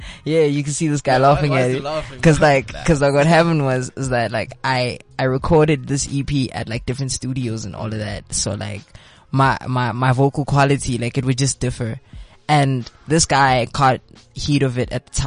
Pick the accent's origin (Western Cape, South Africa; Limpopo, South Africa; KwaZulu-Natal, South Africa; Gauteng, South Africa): Gauteng, South Africa; Pretoria; Come from Pretoria, and I'm an artist